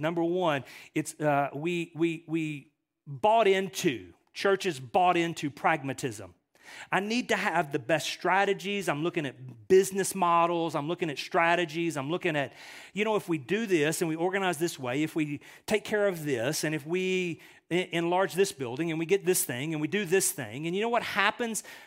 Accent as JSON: {"language": "English", "country": "United States", "said": "we as American Western Christians"}